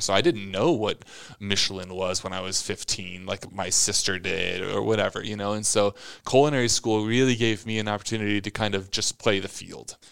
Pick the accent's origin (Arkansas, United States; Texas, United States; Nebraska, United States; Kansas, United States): Nebraska, United States; Omaha; moved away as an adult; I was the kid from Omaha